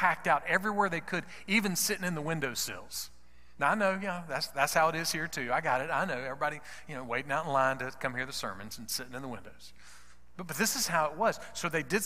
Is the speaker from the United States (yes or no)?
yes; United States; because I'm an American